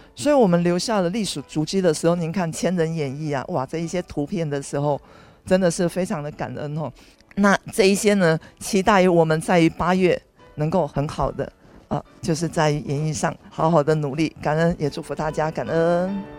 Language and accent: Chinese; Taiwan; 以我们台湾人的观念的时候，是一个入土为安